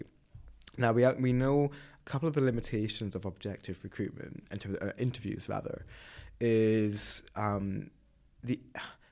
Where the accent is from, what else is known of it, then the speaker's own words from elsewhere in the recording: Inverness, Scotland, United Kingdom; I'm from Inverness.